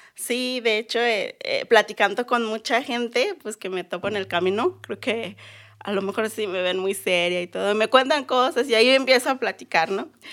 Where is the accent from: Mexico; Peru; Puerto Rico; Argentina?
Mexico; Silacayoapan, Oaxaca; now in Guadalajara, Mexico; Soy mixteca de Oaxaca, porque sabemos que hay en Guerrero y en Puebla. Yo soy de Oaxaca.